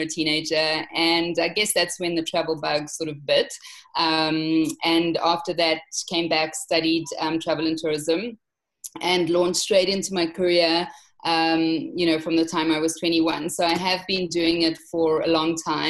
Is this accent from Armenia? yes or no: no; South Africa; accent: South African; So as I'm sure you can hear from my accent, I am South African.